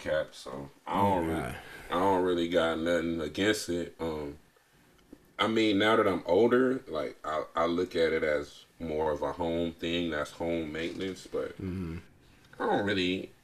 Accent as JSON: {"language": "English", "region": "California", "country": "United States", "said": "I'm from California"}